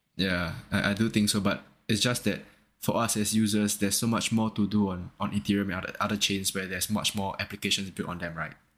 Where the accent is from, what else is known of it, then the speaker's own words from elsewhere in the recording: Singapore; I'm from Singapore